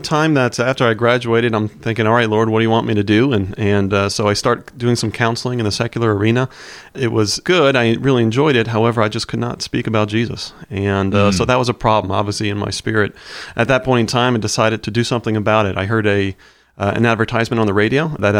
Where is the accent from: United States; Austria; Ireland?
United States; Connecticut; also born or lived in Pennsylvania; I was born outside Philly and spent my elementary, junior high years in Connecticut attending a public school, then followed by a private school, a small Christian school in Trumbull, Connecticut.